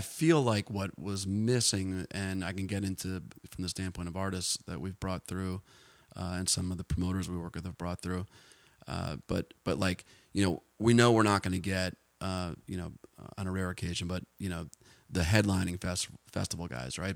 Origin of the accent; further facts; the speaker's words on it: New Jersey, United States; also born or lived in Boulder, Colorado; now in Austin, United States; where I grew up in New Jersey